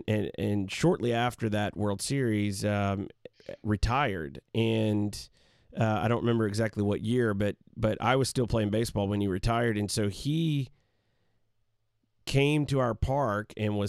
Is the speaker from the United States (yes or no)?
yes; the South, United States; And You know, I grew up in the South, and so in the South, that's, you know, by and large, Braves country.